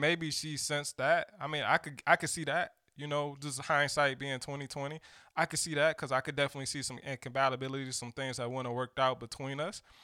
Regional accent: Detroit, Michigan, United States; I'm from Detroit

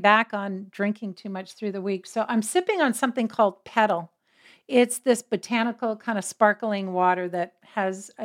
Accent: Canada; We Canadians

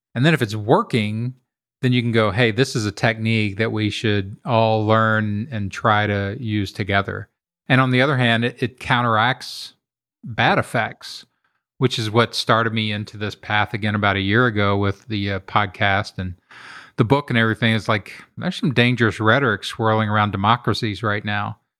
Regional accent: Kentucky, United States; I grew up in Kentucky in a very working class neighborhood

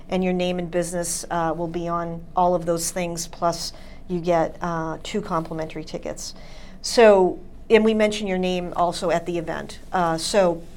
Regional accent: Braintree, Massachusetts, United States; I'm from Braintree

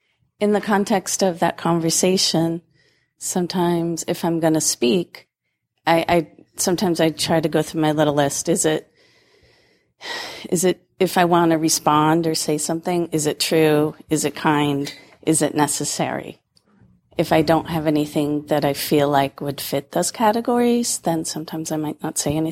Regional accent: Massachusetts, United States; I'm from Massachusetts

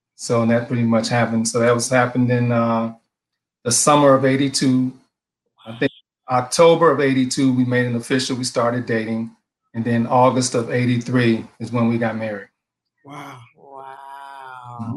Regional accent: Detroit, Michigan, United States; now in Maryland, United States; I'm originally from Detroit, Michigan.

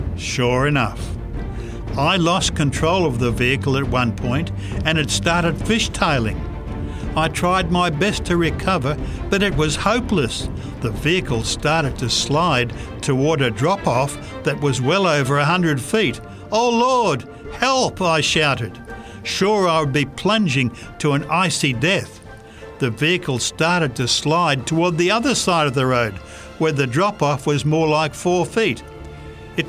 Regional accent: Canada; I was prepared for the cold. I am a Canadian.

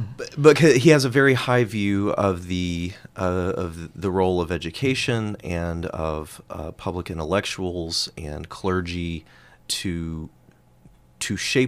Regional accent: United States; as an American on the other side of the pond

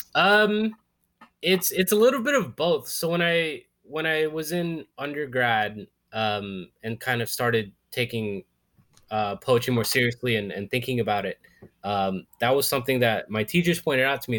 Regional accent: Florida, United States; moved away as an adult; now in New York, United States; I grew up in Florida, I always say yes

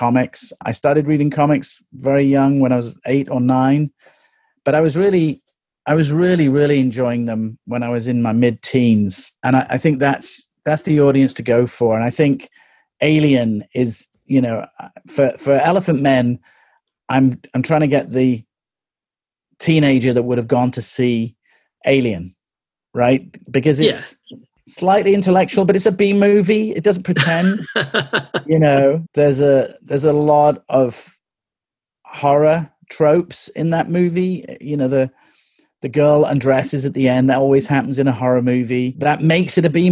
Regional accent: England, United Kingdom; growing up in England

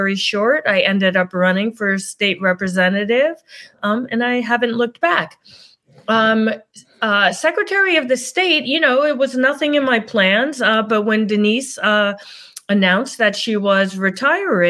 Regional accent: New Jersey, United States; also born or lived in New York; now in Connecticut, United States; I grew up in New Jersey

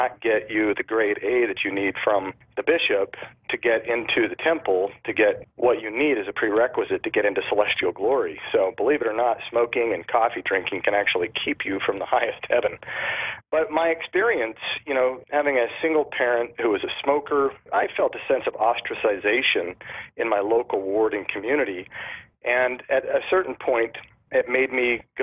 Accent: Salt Lake City, Utah, United States; I grew up in Salt Lake City, Utah, not really knowing anything else other than the Mormon faith.

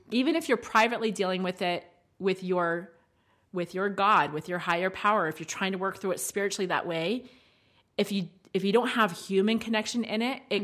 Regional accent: United States; accents for us because we are American

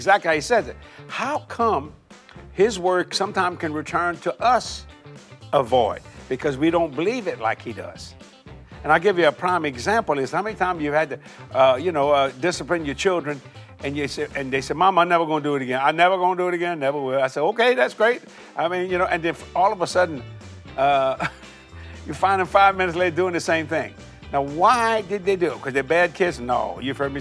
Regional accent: Cajun, Louisiana, United States; I'm a Cajun boy

